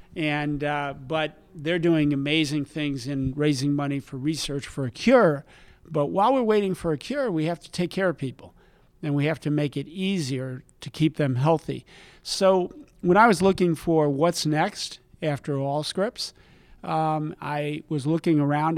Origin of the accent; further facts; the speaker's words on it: New Jersey, United States; I grew up in New Jersey